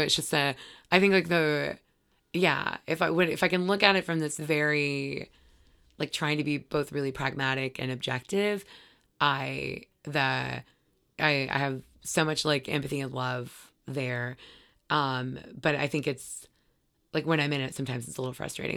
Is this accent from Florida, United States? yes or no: yes; Gainesville, Florida, United States; also born or lived in Brunswick, Georgia; I mostly grew up in, uh, Gainesville, Florida.